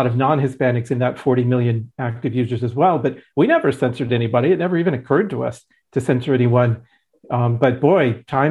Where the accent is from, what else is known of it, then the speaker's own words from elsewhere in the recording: Southern California, United States; also born or lived in Arizona; as a Caucasian American who is not Hispanic, I grew up in Southern California. My parents are as traditional American as it gets.